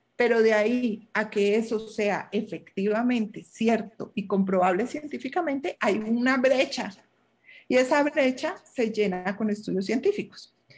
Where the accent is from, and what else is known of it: Colombia